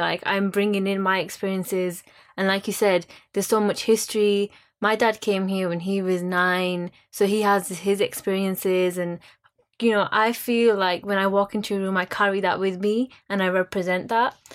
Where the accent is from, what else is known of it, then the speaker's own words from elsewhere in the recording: Bradford, Yorkshire and the Humber, United Kingdom; I'm being from Bradford